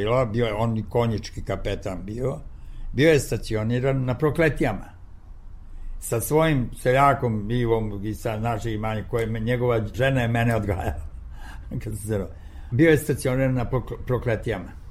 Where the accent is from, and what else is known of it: Niš, Nišava District, Serbia; born or raised there; moved away